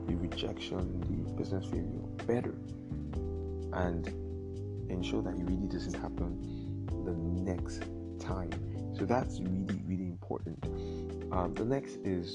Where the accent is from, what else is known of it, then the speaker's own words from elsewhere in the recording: Nigeria; being Nigerian